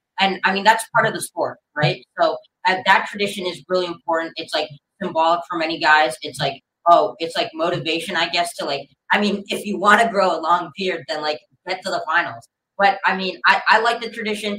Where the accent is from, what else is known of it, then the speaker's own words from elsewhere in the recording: North Carolina, United States; my hometown here